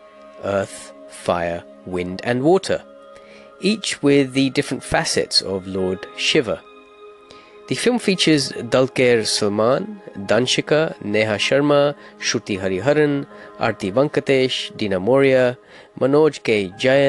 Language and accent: English; Hounslow, London, United Kingdom; I grew up in Hounslow in West London